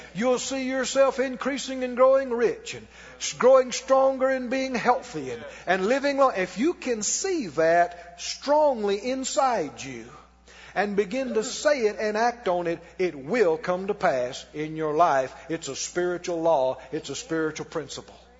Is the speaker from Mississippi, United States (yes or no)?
yes; Mississippi, United States; And I'm from Mississippi. And I grew up poor.